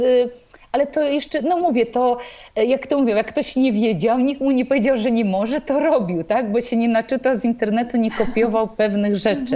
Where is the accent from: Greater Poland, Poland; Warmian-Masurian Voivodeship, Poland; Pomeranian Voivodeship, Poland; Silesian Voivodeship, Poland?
Pomeranian Voivodeship, Poland; Tricity; w Trójmieście bo jestem z Trójmiasta